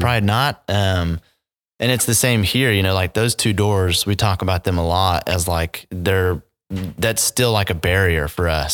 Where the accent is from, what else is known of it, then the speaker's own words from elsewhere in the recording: Edmond, Oklahoma, United States; born and raised here in Edmond, Oklahoma